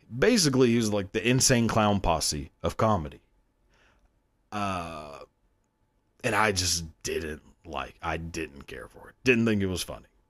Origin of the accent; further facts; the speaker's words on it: the South, United States; growing up in the South, you know, like all blue collar